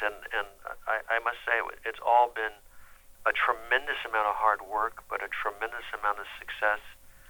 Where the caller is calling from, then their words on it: Franklin, Tennessee, United States; I'm calling in from Tennessee.